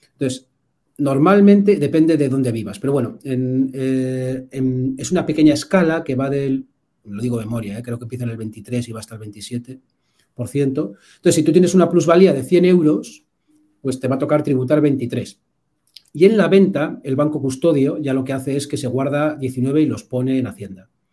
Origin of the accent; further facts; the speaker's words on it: Bilbao, Basque Country, Spain; yo soy de Bilbao, entonces aquí somos Aitas